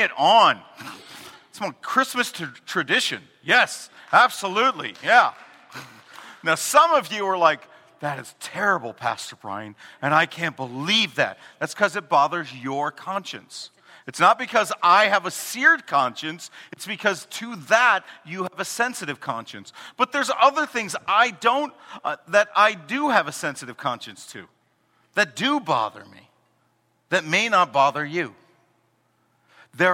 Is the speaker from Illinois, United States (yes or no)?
yes; Chicago, Illinois, United States; we're from Chicago